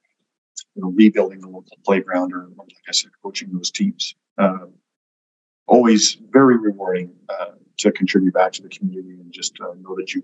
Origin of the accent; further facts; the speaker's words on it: Edmonton, Alberta, Canada; I was born and raised in Edmonton